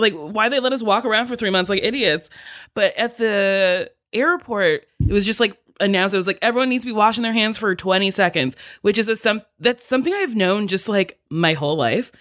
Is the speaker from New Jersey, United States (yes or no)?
yes; New Jersey, United States; I'm from New Jersey.